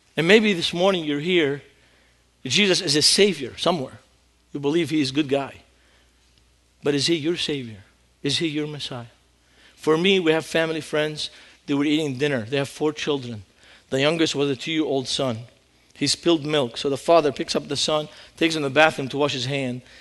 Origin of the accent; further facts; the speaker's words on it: Beirut, Beirut Governorate, Lebanon; moved away as an adult; now in United States; I grew up in Beirut, Lebanon, during the war zone